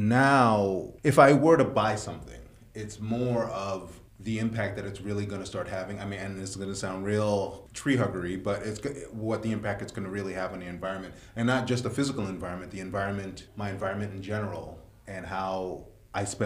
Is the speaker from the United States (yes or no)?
yes; New York City, New York, United States; I grew up in Sunset Park in the 80s